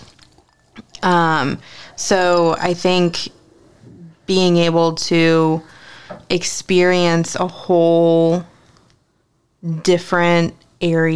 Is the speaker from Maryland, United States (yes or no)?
yes; Ocean City, Maryland, United States; also born or lived in New Jersey; I wasn't born here. I was born in New Jersey. I didn't move here until I was 8. But even growing up in this area, you know, I grew up in Ocean City.